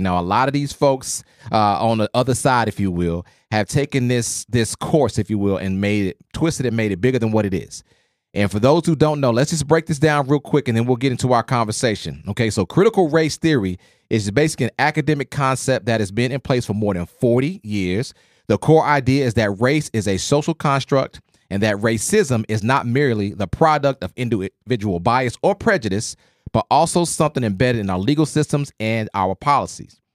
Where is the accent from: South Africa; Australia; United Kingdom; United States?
United States; Oklahoma; I grew up in Oklahoma